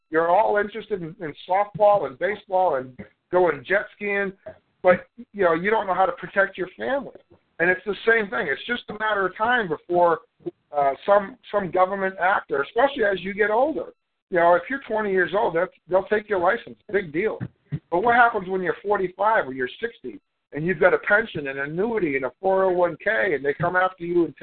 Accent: Melbourne, Victoria, Australia; Where I'm from Australia, Melbourne. From Melbourne, Australia

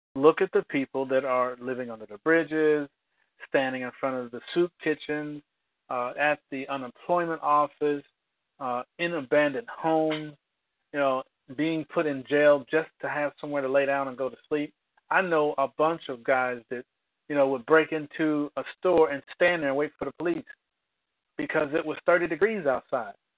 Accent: United States; I'm an American

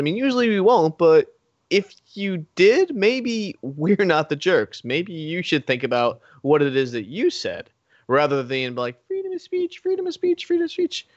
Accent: United States; I was born in America. I was raised in America.

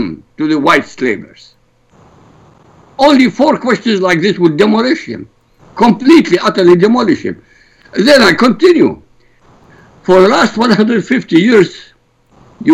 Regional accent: Iraq; now in United States; I come from Iraq.

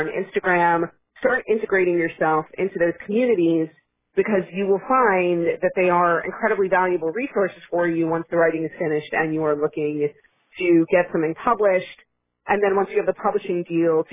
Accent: Florida, United States; moved away as an adult; now in New York, United States; I did grow up in Florida, but I've been living up here

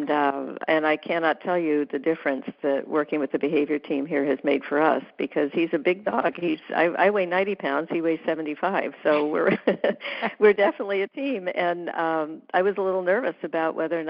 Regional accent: the South, United States; I'm from the South

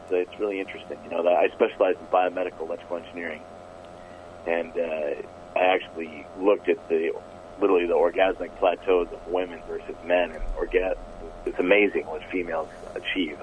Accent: Twig, Minnesota, United States; a kid growing up in Twig, Minnesota

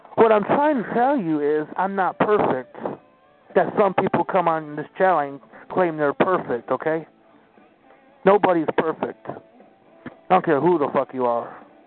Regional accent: Tampa, Florida, United States; Beautiful Tampa, Florida

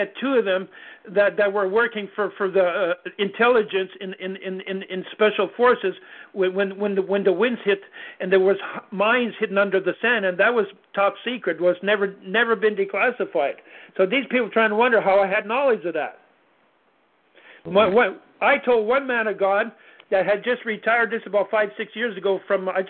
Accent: Canada; I'm Canadian.

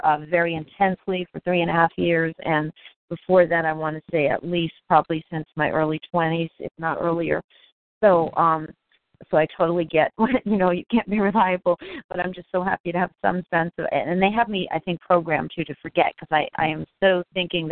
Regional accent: Connecticut, United States; moved away; I'm also living in Connecticut now, my home state

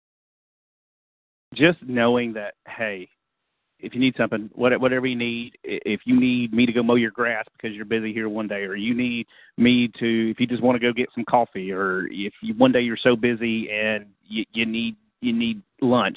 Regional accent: Eastern time zone, Eastern United States, United States; moved away; I grew up in Eastern time zones

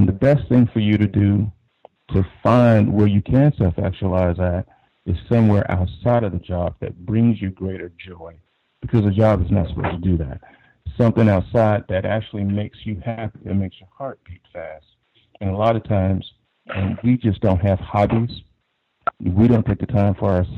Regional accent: Deep South, United States; now in Northern Virginia, United States; I live in the Northern Virginia area, but I'm originally from the Deep South

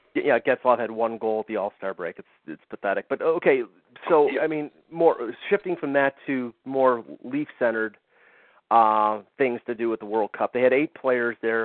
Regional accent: United States; I'm an American

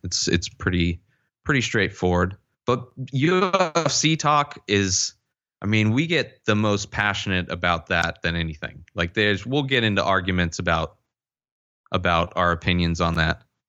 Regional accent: Palm Springs, California, United States; I grew up in the Coachella Valley, Palm Springs area

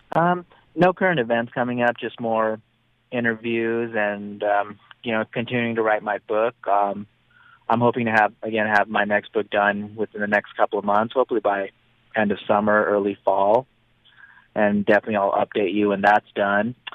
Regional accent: Reno, Nevada, United States; my hometown of Reno, Nevada, since I'm so close

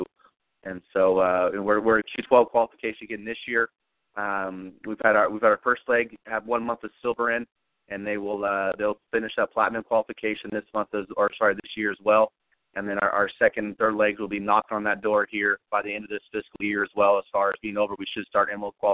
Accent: California, United States; moved away as an adult; also born or lived in Kansas City area; I'm originally from California, and I came out to basically the Kansas City area on a full football scholarship.

